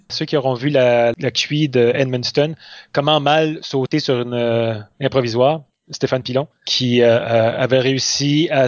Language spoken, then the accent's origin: French; south-east France, France; accent: south-east French; si on reprend euh, notre accent euh, du sud-est, les gens voient ça comme si c'était un rabaissement du langage, alors que nous, on ne le voit pas du tout comme ça. On dit, ben non, c'est l'accent local.